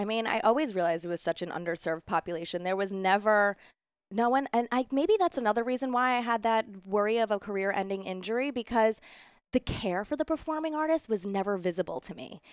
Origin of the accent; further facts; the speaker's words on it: New York City, New York, United States; I grew up a dancer here in New York City. I danced all my life. I was a competitive dancer growing up in Middle Village, Queens